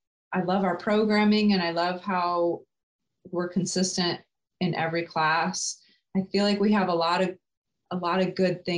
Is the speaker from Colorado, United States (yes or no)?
yes; Colorado, United States; now in Lansing, United States; I grew up in Colorado